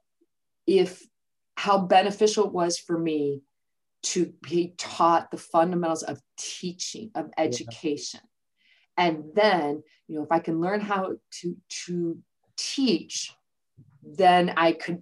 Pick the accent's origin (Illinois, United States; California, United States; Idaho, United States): Illinois, United States; just outside Chicago; moved away as an adult; also born or lived in West Lafayette, Indiana / Ames, Iowa / Florida; I'm from originally just outside Chicago